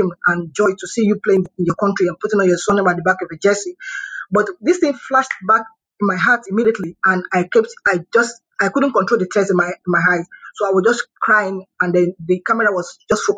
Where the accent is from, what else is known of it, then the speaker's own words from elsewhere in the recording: Lagos, Nigeria; I'm from Lagos State